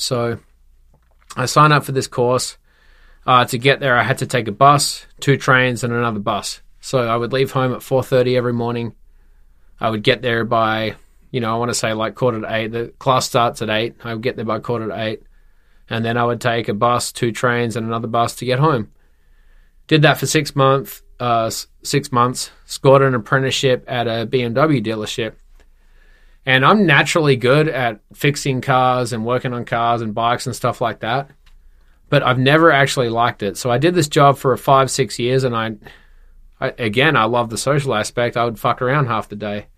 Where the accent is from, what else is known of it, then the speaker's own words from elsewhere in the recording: Perth, Western Australia, Australia; born and raised in Perth, Western Australia